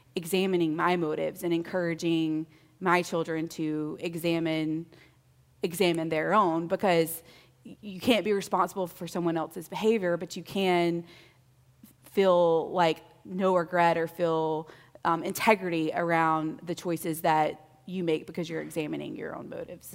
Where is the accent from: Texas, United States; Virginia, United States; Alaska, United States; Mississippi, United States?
Mississippi, United States; moved away as an adult; I grew up in Mississippi, so my son makes fun of me all the time, that's how I say five